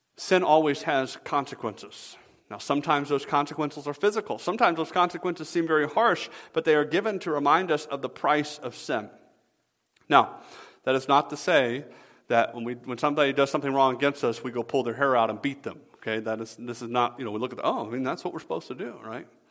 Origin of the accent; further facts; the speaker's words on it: the South, United States; moved away as an adult; now in Michigan, United States; I'm from the South originally